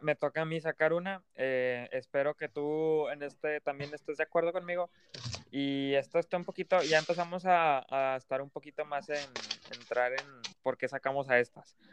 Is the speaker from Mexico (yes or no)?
yes; Mexico; nos duele como mexicanos